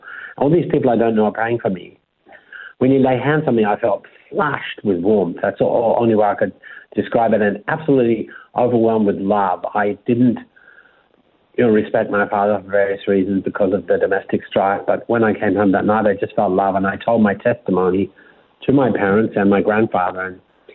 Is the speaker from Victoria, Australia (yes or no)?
yes; Melbourne, Victoria, Australia; moved away as an adult; I was born and raised in Melbourne